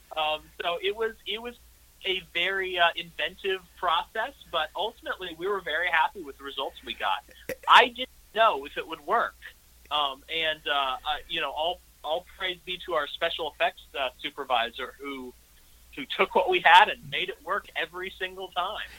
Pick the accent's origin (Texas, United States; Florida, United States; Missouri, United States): Missouri, United States; St. Louis; my hometown of St. Louis